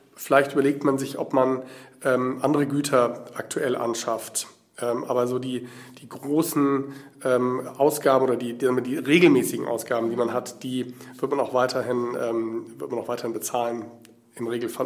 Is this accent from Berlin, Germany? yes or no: yes; Berlin, Germany; ich komme aus Berlin